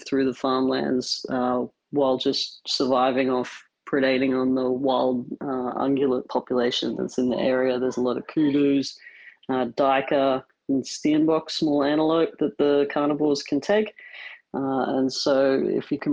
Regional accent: Brisbane, Queensland, Australia; moved away as an adult; also born or lived in Ghanzi District, Botswana; I'm from Brisbane in Australia, which is where I'm currently living

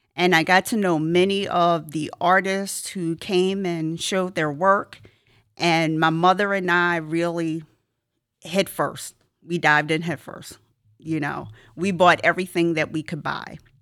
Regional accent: Philadelphia, Pennsylvania, United States; moved away as an adult; I grew up in the Philadelphia region

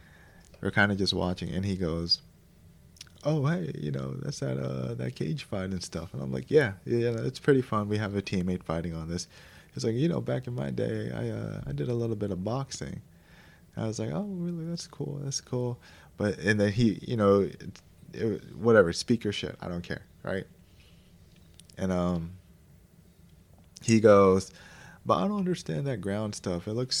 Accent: Philippines; And that's tough for me to say because I'm Filipino, but it's true.

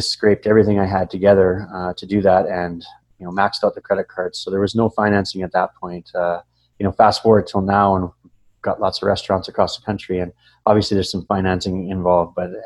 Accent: Calgary, Alberta, Canada; I'm from Calgary, born and raised

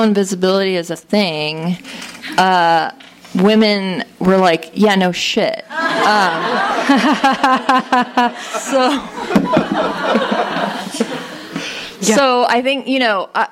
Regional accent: Connecticut, United States; I grew up in Connecticut on the shoreline

